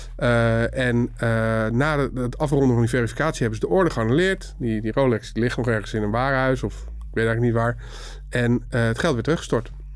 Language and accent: Dutch; Netherlands; we zijn wel Nederlanders